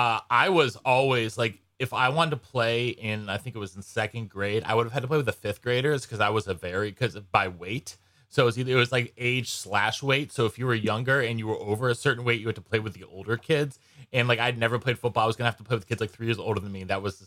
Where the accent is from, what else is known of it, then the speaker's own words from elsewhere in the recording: Northeast, United States; we're guys from the Northeast.